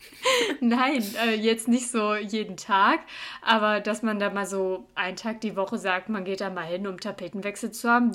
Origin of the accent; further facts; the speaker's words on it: Cologne, North Rhine-Westphalia, Germany; moved away as an adult; now in Munich, Germany; ich bin aus Köln